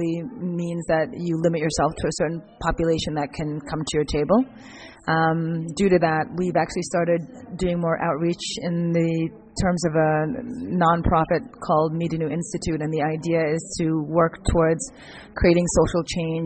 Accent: Ghana; moved away; also born or lived in United States; I was born in Ghana, and my family moved to the U.S. due to political instability in Ghana

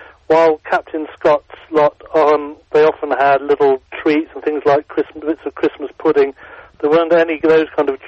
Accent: England, United Kingdom; we're both English

